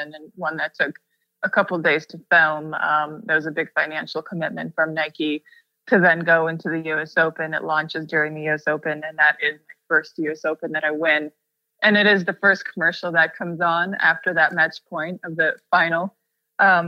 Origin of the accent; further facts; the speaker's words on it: Russia; coming from a place where I grew up in Russia